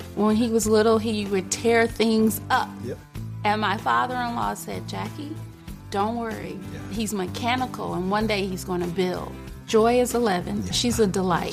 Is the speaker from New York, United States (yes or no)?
no; Detroit, Michigan, United States; I was born in Detroit, Michigan. I was a ward of the court. I was raised by my great aunt and my great uncle